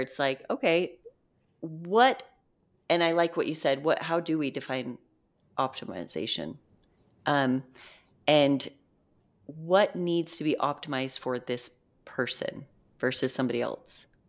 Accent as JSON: {"language": "English", "region": "Utah", "country": "United States", "said": "I'm from Utah"}